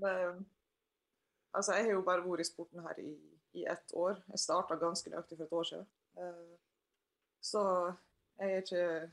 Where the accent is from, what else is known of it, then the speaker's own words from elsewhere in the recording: Sunnmøre, Møre og Romsdal, Norway; jeg er sunnmøring sjøl